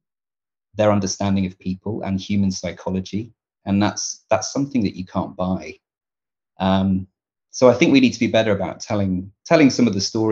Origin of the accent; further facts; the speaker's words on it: Devon, South West England, United Kingdom; I am a Devon guy. I grew up in Devon in the southwest of England.